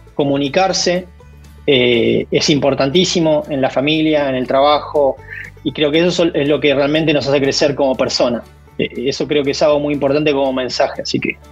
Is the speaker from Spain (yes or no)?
no; Argentina; moved away as an adult; now in Kansas, United States; como buen argentino